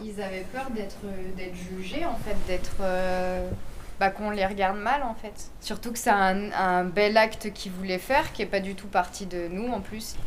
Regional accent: France; je suis française et, j'habite dans le quartier

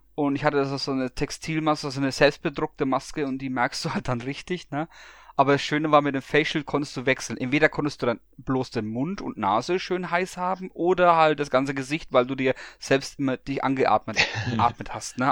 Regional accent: Bamberg, Bavaria, Germany; moved away; in meiner alten Heimat als ähm, gebürtiger Bamberger

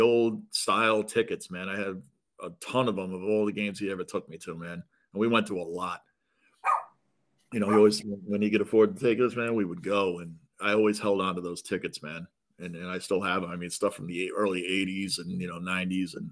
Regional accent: Long Island, New York, United States; I grew up on Long Island

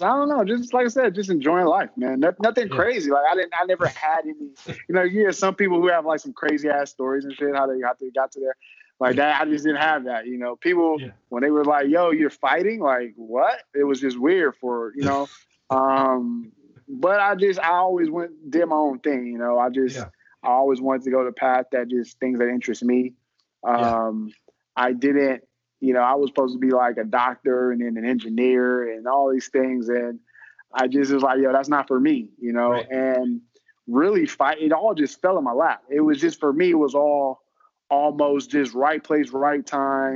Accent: Houston, Texas, United States; Grew up in Houston, Texas

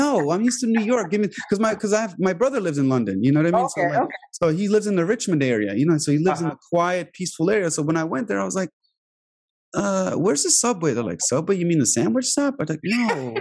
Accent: Albania; English is a second language; now in United States; I grew up behind an American embassy in Albania

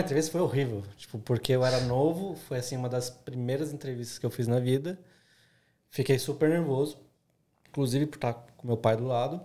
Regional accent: São Paulo, Brazil; moved away as an adult; now in Australia; eu sou de São Paulo, o mercado publicitário em São Paulo ele é muito con concorrido

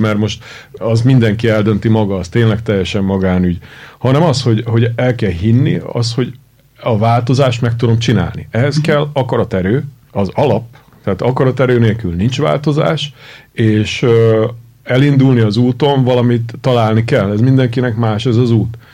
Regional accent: Hungary; Én imádok itt élni, tudod, uh-huh. de attól, hogy magyar vagyok

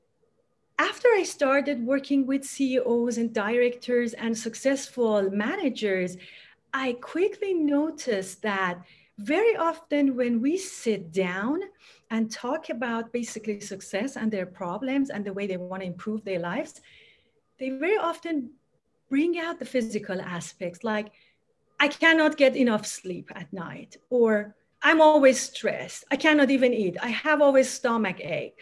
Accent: Tehran, Tehran Province, Iran; now in California, United States; I was born and raised in Tehran in Iran

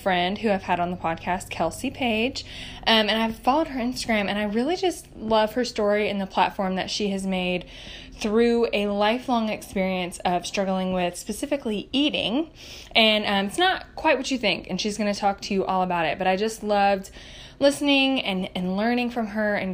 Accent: Tennessee, United States; I'm from Tennessee

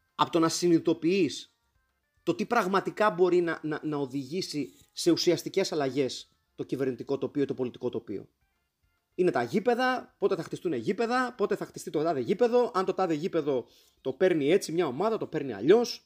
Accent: Greece; ως Έλληνες

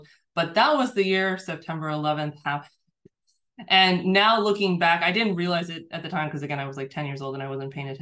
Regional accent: United States; being born and raised in a Muslim family in the United States

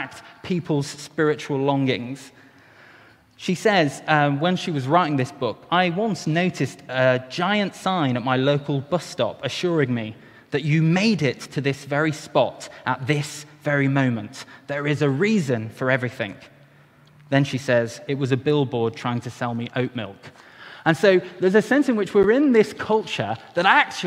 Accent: Wales, United Kingdom; as a Welshman

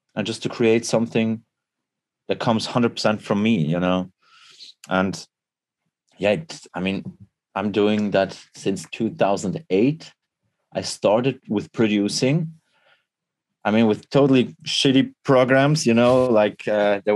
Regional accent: Switzerland; I'm from Switzerland

